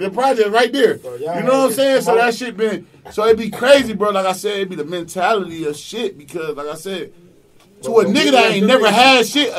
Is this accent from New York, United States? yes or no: yes; Rochester, New York, United States; My city ain't that big. I'm from Rochester, New York.